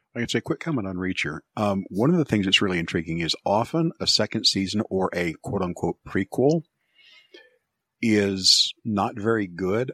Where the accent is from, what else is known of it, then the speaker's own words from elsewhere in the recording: United States; as an American